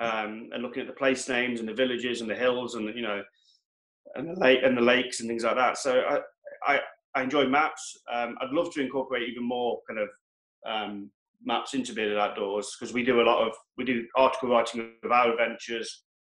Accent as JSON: {"language": "English", "region": "Wales", "country": "United Kingdom", "tie": "born there", "said": "I was born in North Wales, so we always used to go there and go to Snowdonia."}